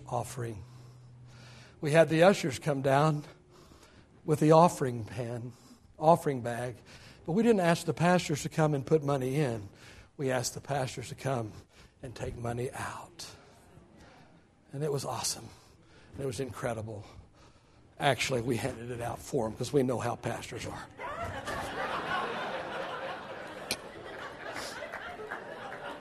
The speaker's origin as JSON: {"language": "English", "region": "Oklahoma", "country": "United States", "tie": "born or raised there", "said": "I was born in 1955 in Oklahoma"}